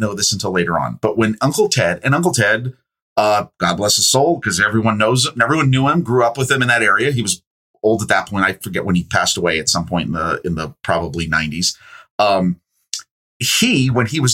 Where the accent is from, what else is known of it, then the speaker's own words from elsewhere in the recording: Northeastern Pennsylvania, United States; When I was seven years old, Northeastern Pennsylvania, second grade